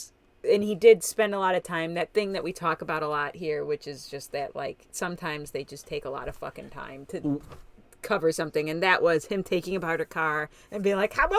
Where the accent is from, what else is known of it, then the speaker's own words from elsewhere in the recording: Kansas/Nebraska border, United States; I'm from the Kansas-Nebraska border.